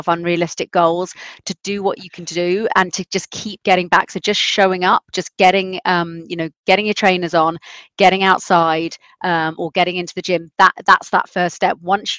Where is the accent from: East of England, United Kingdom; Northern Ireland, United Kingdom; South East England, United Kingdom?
South East England, United Kingdom; I am from Sussex. There's the South Downs, so then they're not flat